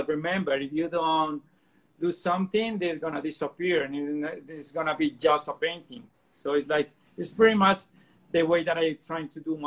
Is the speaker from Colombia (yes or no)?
yes; Colombia; I'm from Colombia.